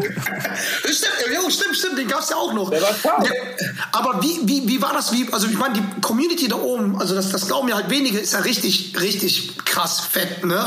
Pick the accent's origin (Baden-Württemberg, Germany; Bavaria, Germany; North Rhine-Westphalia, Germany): North Rhine-Westphalia, Germany; Schwelm; ich komme ja auch aus der Gegend da oben, ne? Also ich bin ja Schwelm, Schwelmer